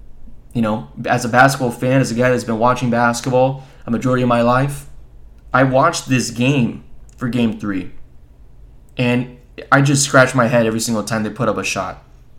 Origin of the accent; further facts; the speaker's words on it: South Florida, United States; growing up in South Florida myself